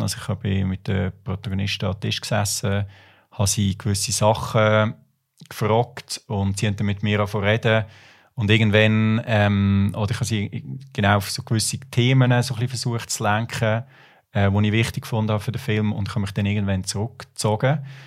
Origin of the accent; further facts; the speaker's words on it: near Lucerne, Switzerland; also born or lived in Buenos Aires, Argentina; ich bin so ein bisschen auf dem Land aufgewachsen, in der Nähe Aglo, Luzern